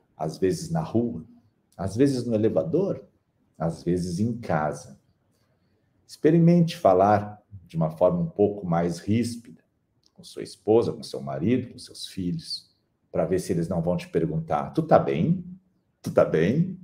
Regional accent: Brazil; no Brasil, que somos um povo

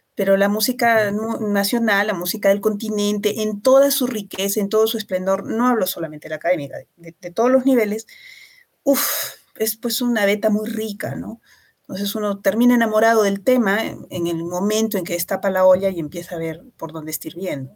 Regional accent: Arequipa, Peru; una sociedad que es tremendamente conservadora como la arequipeña. Nuestra ciudad es una de las más conservadoras del Perú

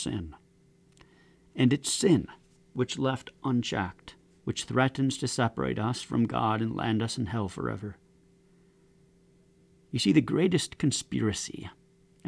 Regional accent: United States; As an American citizen

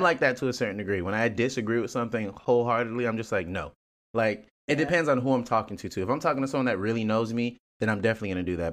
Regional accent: Nigeria; I'm Nigerian

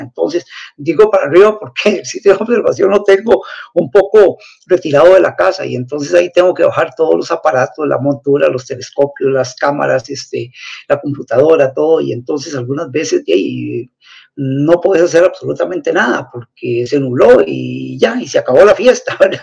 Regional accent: Turrialba, Cartago, Costa Rica; soy de Turrialba

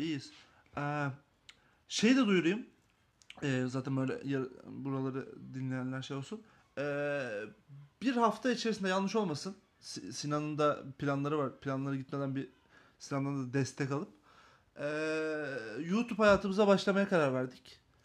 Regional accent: İzmir, Turkey; moved away; Memleketime İzmir'ime gittiğim için mutluyum.

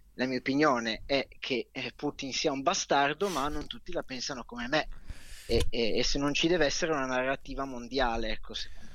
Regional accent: Milan, Lombardy, Italy; da buon milanese che sono

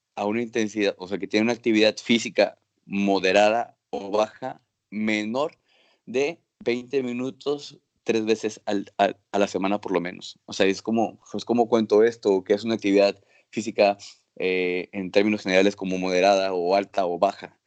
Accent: Acapulco, Guerrero, Mexico; moved away as an adult; also born or lived in Nuevo León; now in Granada, Spain; nací en Acapulco

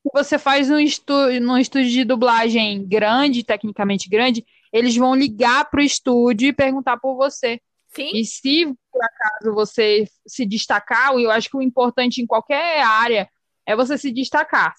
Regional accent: Pará, Brazil; accent: chiado; moved away; porque eu falo muito chiando, né? Sim. Eu sou paraense. Uhum. Mas eu moro aqui

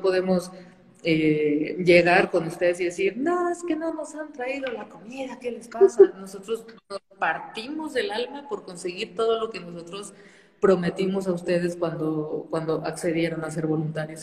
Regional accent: Saltillo, Coahuila, Mexico; moved away as an adult; also born or lived in Spain; now in Mexico City, Mexico; soy de Saltillo, Coahuila. Este, crecí allá

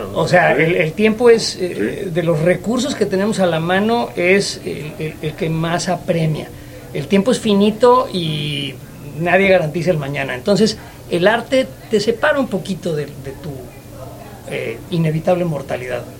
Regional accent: Mexico City, Mexico; moved away; Yo que soy chilango, este, yo que soy de la Ciudad de México, la extraño

